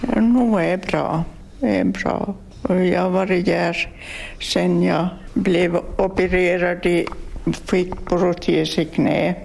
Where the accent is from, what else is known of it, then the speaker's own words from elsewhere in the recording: Nykarleby, Ostrobothnia, Finland; är från Soklotå till början